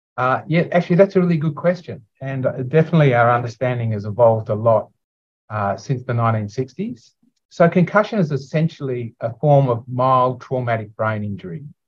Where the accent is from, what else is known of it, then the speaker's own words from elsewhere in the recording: Sydney, New South Wales, Australia; I'm from Sydney